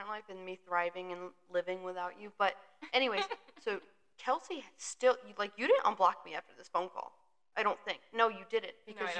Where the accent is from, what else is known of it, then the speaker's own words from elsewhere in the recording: Connecticut, United States; I'm from the Northeast. I'm from Connecticut.